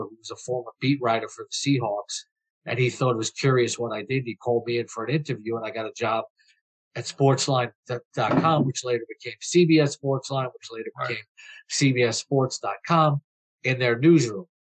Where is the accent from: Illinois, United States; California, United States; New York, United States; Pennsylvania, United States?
New York, United States; New York City; moved away as an adult; now in Florida, United States; I'm from Flushing, Queens